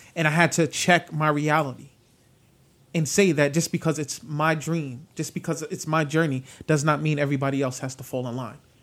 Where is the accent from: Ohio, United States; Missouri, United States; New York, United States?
New York, United States; New York City; moved away; growing up in the South Bronx